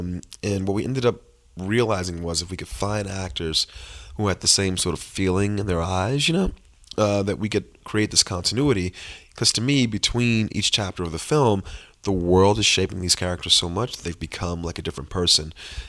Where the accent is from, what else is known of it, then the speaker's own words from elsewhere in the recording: Miami, Florida, United States; this thing about both myself and Terrell, which is that both our moms struggled with this addiction growing up in Miami.